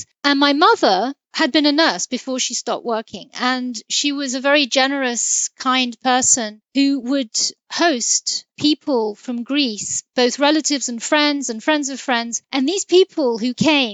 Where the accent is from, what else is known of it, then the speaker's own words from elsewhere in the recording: London, United Kingdom; I was raised in London